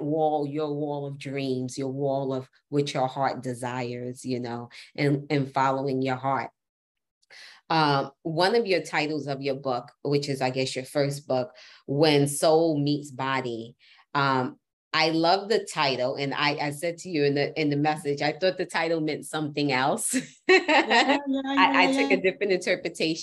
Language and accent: English; New York City, New York, United States; as a New Yorker, we block, block, block, block, block. I'm a New Yorker